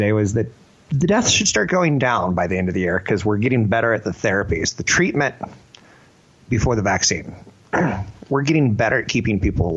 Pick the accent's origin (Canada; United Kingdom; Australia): Canada; I'm a pipsqueak from Canada.